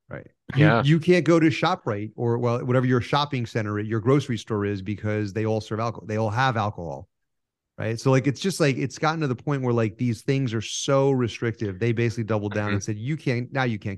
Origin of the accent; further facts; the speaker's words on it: New York, United States; I was just born inconveniently in the North